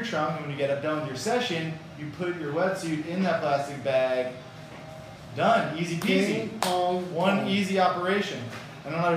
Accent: New York, United States; now in Miami, United States; I'm originally from New York.

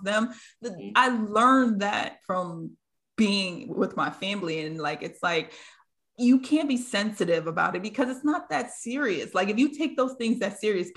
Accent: New York, United States; with my family, I grew up in New York

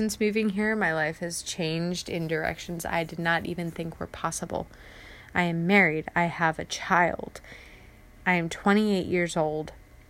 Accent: San Diego, California, United States; I hate being cold, as, again, I am from San Diego. I'm a beach bunny.

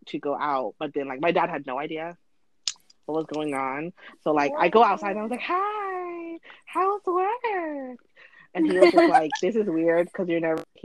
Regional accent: Thailand; I'm from Thailand

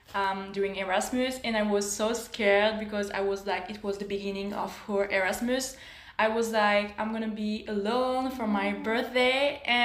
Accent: Rouen, Normandy, France; English is a second language; moved away as an adult; now in Modena, Italy; I come from Rouen, the city of Rouen

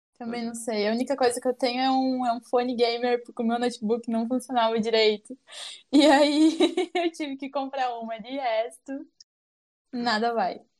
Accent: São Miguel do Oeste, Santa Catarina, Brazil; Sou, nasci aqui, vivi a vida inteira aqui

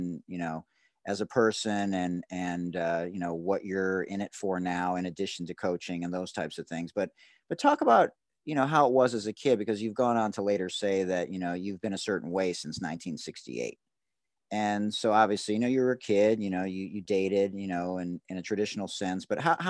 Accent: Detroit, Michigan, United States; I'm from Detroit, so I was integrated in fifth grade

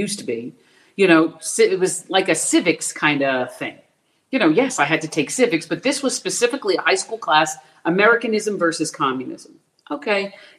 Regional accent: Florida, United States; also born or lived in Philadelphia, Pennsylvania; I was born in Philadelphia. I moved to Florida when I was a small child

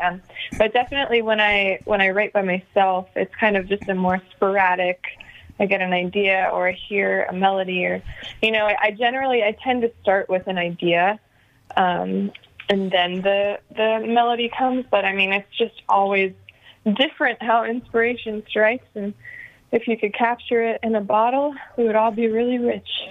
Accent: Nashville, Tennessee, United States; growing up in Nashville, it was just always kind of surrounded by music

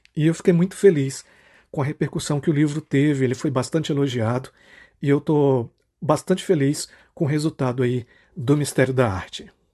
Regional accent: Marabá, Pará, Brazil; sou nascido aqui em Marabá, é, passei toda a minha vida por aqui

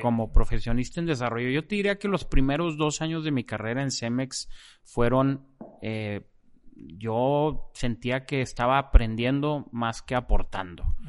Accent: Monterrey, Nuevo León, Mexico; also born or lived in Mexico City; nací allá, pero nos vinimos de vuelta cuando yo tenía tres años. Entonces la realidad es que pues toda mi vida en Monterrey.

